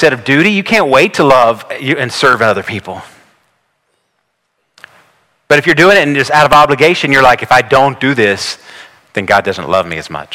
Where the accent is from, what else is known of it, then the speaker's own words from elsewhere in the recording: the South, United States; I grew up here in the South